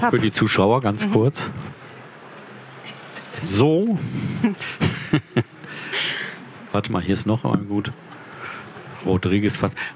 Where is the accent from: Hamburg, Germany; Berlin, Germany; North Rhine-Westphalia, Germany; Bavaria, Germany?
North Rhine-Westphalia, Germany; Mülheim an der Ruhr; Ich komme aus Mülheim an der Ruhr, meine Heimatstadt.